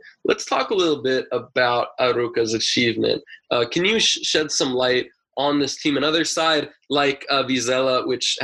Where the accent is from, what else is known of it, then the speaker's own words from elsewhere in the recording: United States; as an American